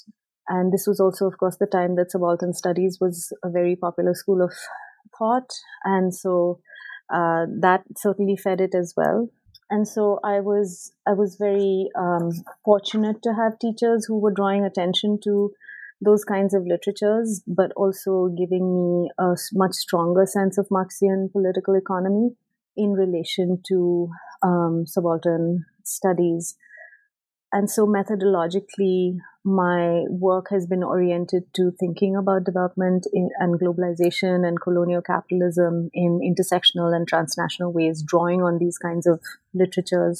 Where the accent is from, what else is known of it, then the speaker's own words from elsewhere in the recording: West Bengal, India; moved away as an adult; also born or lived in United Kingdom / Ithaca, New York, United States; I grew up in India and I did my undergraduate in sociology in India